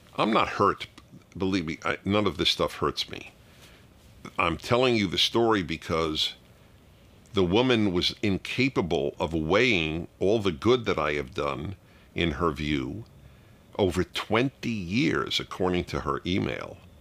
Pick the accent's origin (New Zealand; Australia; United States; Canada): United States; New York; my synagogue growing up in New York